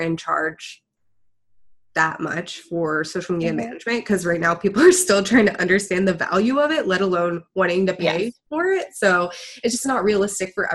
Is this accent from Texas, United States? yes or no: yes; Houston, Texas, United States; I'm from Houston